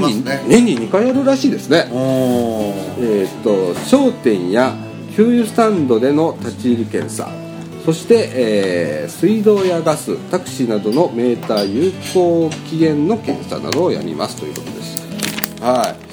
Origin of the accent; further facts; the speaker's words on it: Ibaraki, Osaka, Japan; 僕ら茨城市民